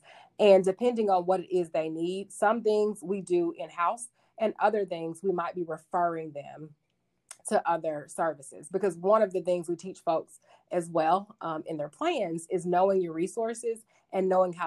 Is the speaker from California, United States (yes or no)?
no; Arkadelphia, Arkansas, United States; moved away as an adult; also born or lived in Texas / Denver, Colorado / Utah; I grew up in a town, a small town in Arkansas called Arkadelphia